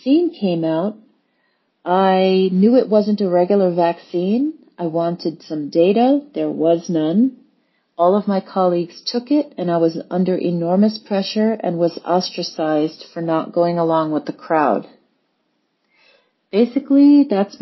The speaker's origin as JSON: {"language": "English", "town": "New York City", "region": "New York", "country": "United States", "tie": "born or raised there", "said": "I am a native New Yorker"}